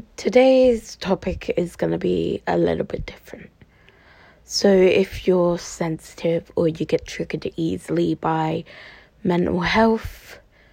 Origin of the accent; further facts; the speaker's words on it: Cambridgeshire, East of England, United Kingdom; I'm from the East. I'm from Cambridgeshire, to be precise